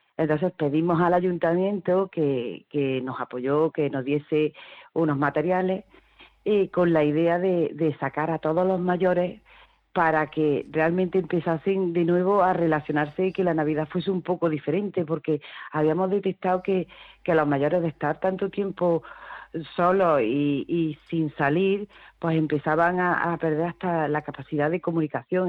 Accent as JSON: {"language": "Spanish", "town": "Córdoba", "region": "Andalusia", "country": "Spain", "tie": "born or raised there", "also_born_or_lived": "Cabra", "said": "yo no soy de Morente, realmente, yo soy de Córdoba. Vamos, yo soy de, yo soy de Cabra, pero he vivido toda mi vida en Córdoba"}